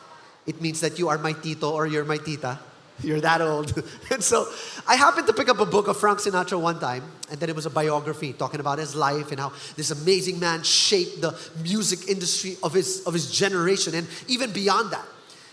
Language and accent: English; Philippines; But as a Filipino, here's how I know that this is so Filipino.